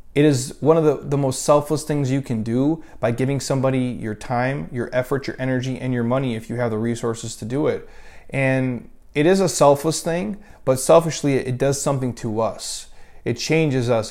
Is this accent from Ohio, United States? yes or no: no; Minnesota, United States; When I was a kid, again, we grew up in Minnesota, freezing cold